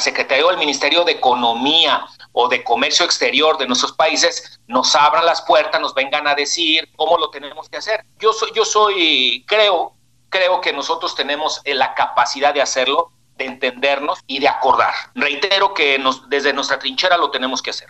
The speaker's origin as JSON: {"language": "Spanish", "town": "Guadalajara", "region": "Jalisco", "country": "Mexico", "said": "saludo desde la tierra del tequila, la torta ahogada"}